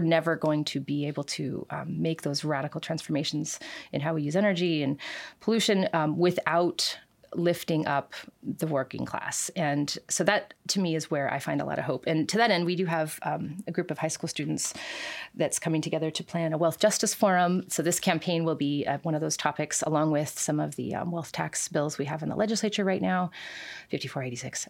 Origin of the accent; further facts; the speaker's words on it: Seattle, Washington, United States; also born or lived in Kent, Washington; now in Renton, United States; I was born in Renton. I, I lived in South Park, Seattle growing up